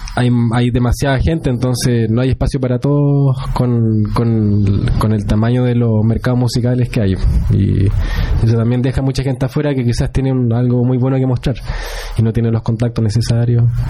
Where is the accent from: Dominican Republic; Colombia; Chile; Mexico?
Chile; soy chileno